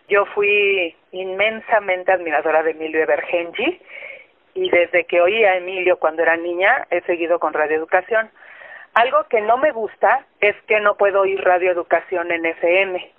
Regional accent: Tlalnepantla, State of Mexico, Mexico; soy de Tlanepantla, Estado de México

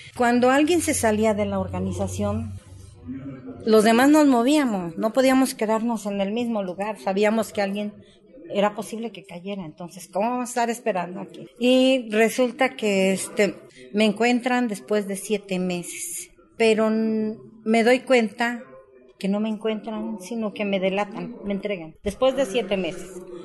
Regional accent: Tlaltizapán de Zapata, Morelos, Mexico; Yo soy de Tlaltizapán de Zapata, donde estaba el cuartel general del general Emiliano Zapata, a dos cuadras de mi casa, de donde yo me crié

